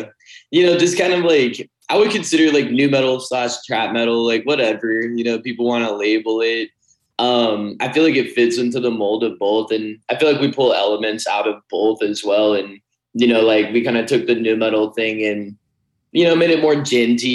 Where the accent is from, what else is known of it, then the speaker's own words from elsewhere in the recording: Arizona, United States; I'm from Arizona